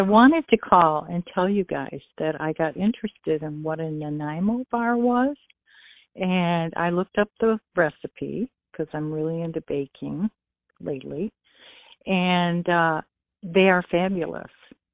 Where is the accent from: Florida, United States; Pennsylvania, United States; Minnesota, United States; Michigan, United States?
Michigan, United States; I'm from Michigan, right across the lake